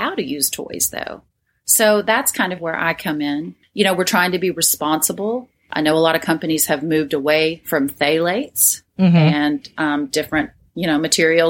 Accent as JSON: {"language": "English", "region": "Tennessee", "country": "United States", "tie": "born or raised there", "said": "I grew up in the South in Tennessee, and it was a religious small town."}